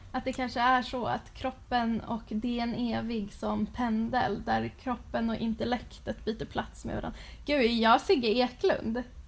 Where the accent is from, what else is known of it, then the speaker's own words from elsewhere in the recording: Sweden; som svensk